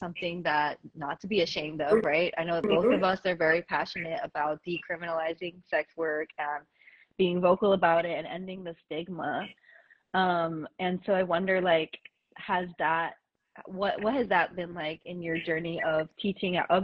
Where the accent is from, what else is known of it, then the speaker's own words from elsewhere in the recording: New York City, New York, United States; I'm Puerto Rican as well, but I was born and raised in the Bronx, and I have never lived on island